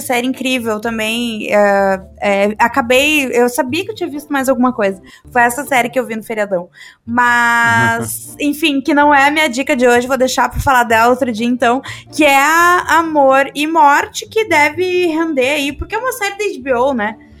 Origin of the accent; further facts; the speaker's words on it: Brazil; a gente brasileiro